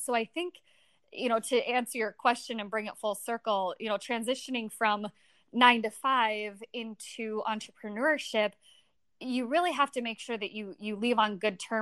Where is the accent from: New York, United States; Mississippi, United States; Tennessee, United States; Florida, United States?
Florida, United States; Niceville; I was born in Niceville, Florida